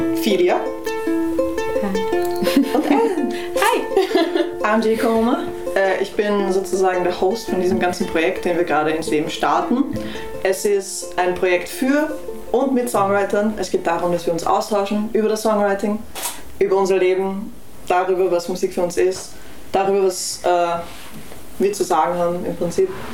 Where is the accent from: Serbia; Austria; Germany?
Austria; Vienna; ich bin in Wien aufgewachsen